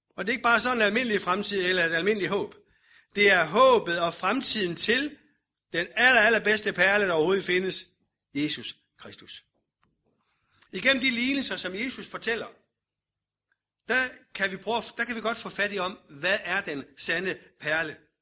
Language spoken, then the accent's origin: Danish; Denmark